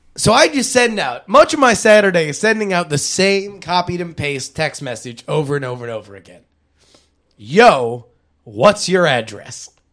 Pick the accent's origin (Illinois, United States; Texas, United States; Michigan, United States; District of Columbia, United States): Texas, United States; Fort Worth; moved away; also born or lived in Syracuse, New York; I was born in Fort Worth, Texas, and I graduated Syracuse University